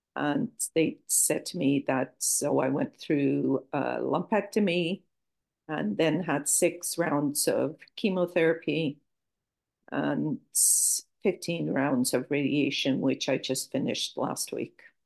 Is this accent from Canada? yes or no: yes; Toronto, Ontario, Canada; accent: Canadian; moved away as an adult; also born or lived in Lisbon, Portugal / Edinburgh, Scotland; now in Portugal; I was uh, raised in Toronto, Canada, and lived there